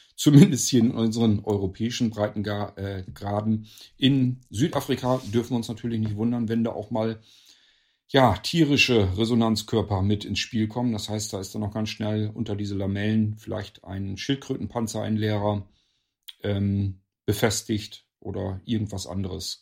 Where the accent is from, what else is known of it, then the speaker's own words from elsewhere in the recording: Northern Germany, Germany; hier in Deutschland, bei uns in Norddeutschland, also hier in meinem Nachbarort